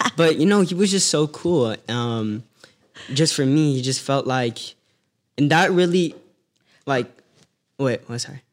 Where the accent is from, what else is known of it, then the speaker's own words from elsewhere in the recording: Las Vegas, Nevada, United States; also born or lived in San Francisco Bay Area, California; I was born in the Bay Area, but, um, I was living in Las Vegas. Uh, you could say I was raised out there